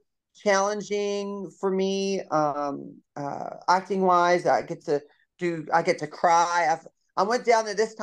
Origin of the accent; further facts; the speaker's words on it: Kentucky, United States; now in Texas, United States; I live in Texas. I'm from Kentucky.